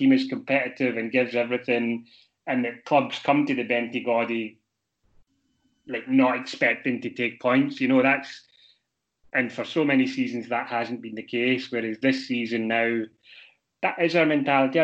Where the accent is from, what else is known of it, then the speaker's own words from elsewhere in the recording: Glasgow, Scotland, United Kingdom; moved away; Glasgow Rangers, which is my hometown